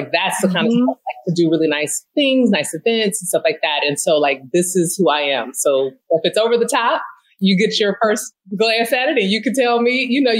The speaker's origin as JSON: {"language": "English", "region": "California", "country": "United States", "lives_now": "Philadelphia, United States", "said": "So I just was like, hey, I'm a girl from the Bay living in the city of brotherly love."}